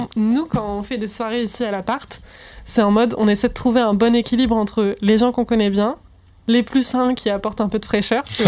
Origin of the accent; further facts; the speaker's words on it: Rennes, Brittany, France; moved away; Rennes, ça va, c'est vraiment mon bled à moi